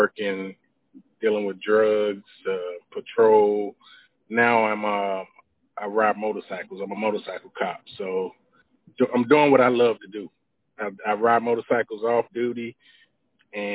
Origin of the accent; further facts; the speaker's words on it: Atlanta, Georgia, United States; I'm from Atlanta, born and raised